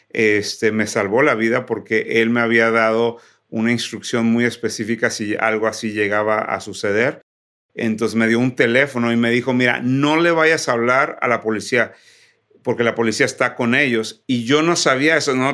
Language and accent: Spanish; Ciudad Victoria, Tamaulipas, Mexico; now in United States; nací y crecí en Ciudad Victoria, Tamaulipas, pero soy hijo de misioneros.